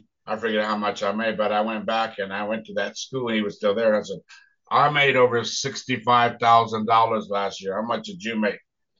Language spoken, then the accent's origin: English; Tampa, Florida, United States; I grew up in a place, West Tampa, Florida. And my parents, you know, were my mom from Cuba, my father from Spain.